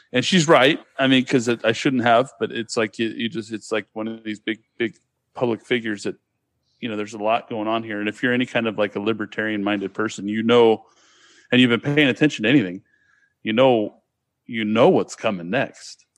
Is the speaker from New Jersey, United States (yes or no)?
no; Sacramento, California, United States; now in Hawaii, United States; I grew, I grew up in Sacramento. And, but, you know, born and raised basically in that whole area.